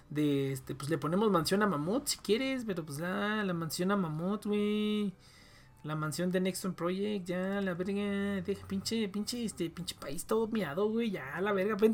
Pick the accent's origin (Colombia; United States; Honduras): Honduras; se llenó bien cabrón de, de hondureños y de así. Yo vengo de Honduras